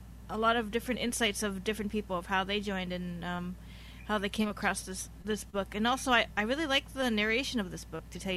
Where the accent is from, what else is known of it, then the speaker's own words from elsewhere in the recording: Hawaii, United States; I'm from Hawaii